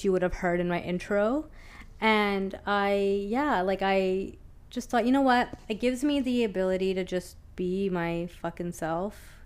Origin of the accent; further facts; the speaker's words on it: Lower Mainland, British Columbia, Canada; living in Vancouver, born and raised in the Lower Mainland